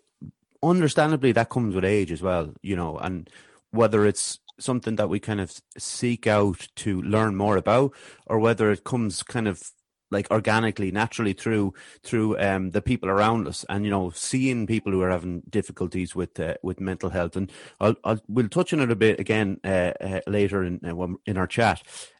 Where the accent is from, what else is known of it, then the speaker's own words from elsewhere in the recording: Westmeath, Ireland; We're from Westmead. My family's from Westmead. My mom's from Cork